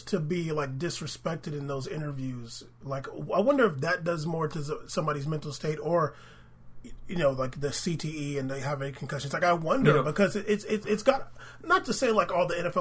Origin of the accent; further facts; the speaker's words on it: San Diego, California, United States; I grew up in San Diego